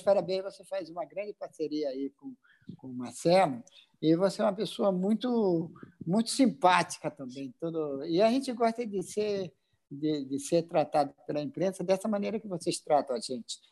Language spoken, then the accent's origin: Portuguese; Acre, Brazil; also born or lived in Rio de Janeiro; now in Manaus, Brazil; Acre, é, eu sou acriano, olha só, sou acriano, hoje sou cidadão amazonense e moro no Rio de Janeiro